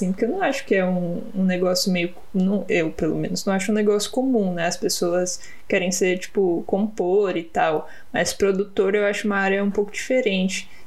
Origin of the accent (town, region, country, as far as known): São Bernardo do Campo, São Paulo, Brazil